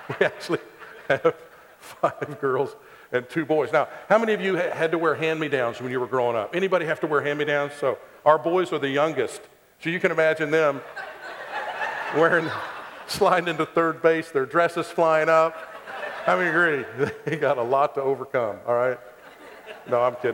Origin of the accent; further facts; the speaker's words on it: Ada, Oklahoma, United States; I grew up in Ada, Oklahoma, a little town in southeast Oklahoma